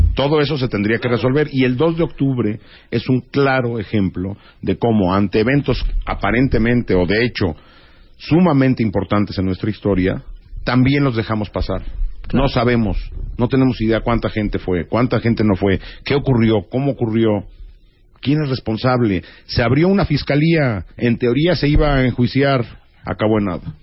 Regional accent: Mexico; como mexicanos

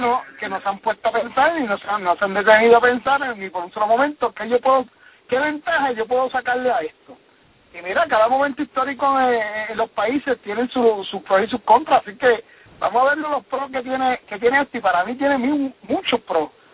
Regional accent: Puerto Rico; yo como puertorriqueño

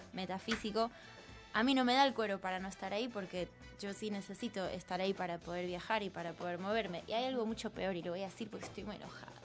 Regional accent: Buenos Aires, Argentina; moved away as an adult; now in Mexico; nací acá, crecí acá y siempre me consideré súper como porteña

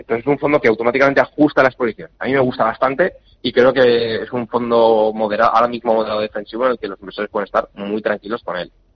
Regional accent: Spain; somos españoles, que vivimos en Europa

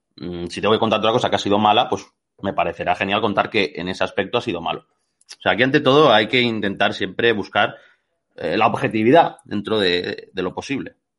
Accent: Catalonia, Spain; soy catalán, o sea que he ido a la misma escuela que aquí el, bueno, a al mismo sistema educativo que aquí el compañero

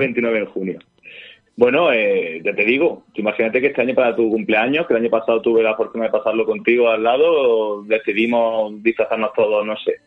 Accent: Jaén, Andalusia, Spain; yo soy de Jaén

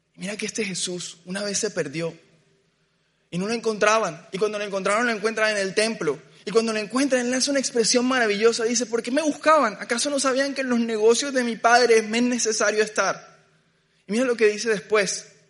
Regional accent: Barranquilla, Atlántico, Colombia; Yo crecí en Barranquilla

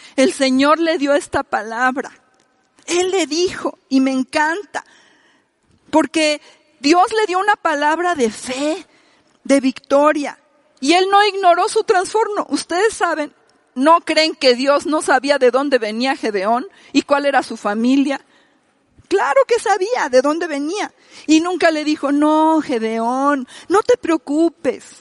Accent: Mexico; nosotros somos mexicanos

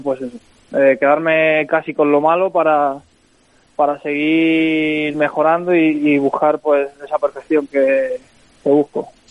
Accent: Los Santos de la Humosa, Community of Madrid, Spain; also born or lived in Guadalajara; Yo soy de, sí, de un pueblo de Madrid que se llama Los Santos de la moza. Está muy cerca de Alcalá de Henares

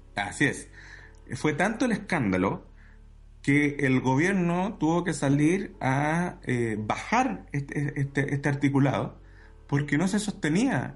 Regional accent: Santiago, Santiago Metropolitan Region, Chile; Yo crecí en Santiago eh, al lado del aeropuerto Cerrillos

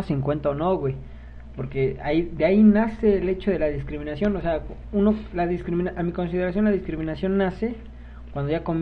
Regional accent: Mexico; ahorita darme cuenta cómo, cómo fue mi infancia como mexicano.

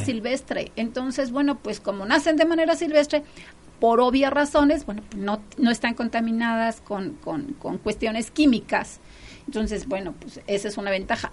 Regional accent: Chiapas, Mexico; Yo soy de Chiapas

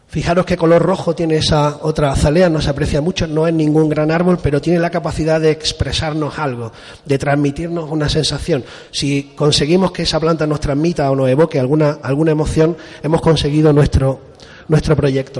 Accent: Spain; also born or lived in Japan / Málaga; aunque me he criado en la costa, yo soy de Torró

